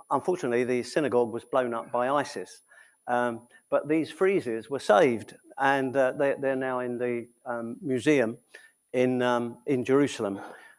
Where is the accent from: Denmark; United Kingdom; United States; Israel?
United Kingdom; England; being English